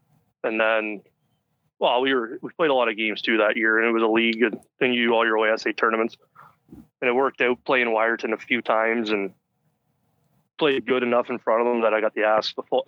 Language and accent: English; Brussels, Ontario, Canada; We very small town. I think we had about 1,000 people or so, and played minor ball here in town.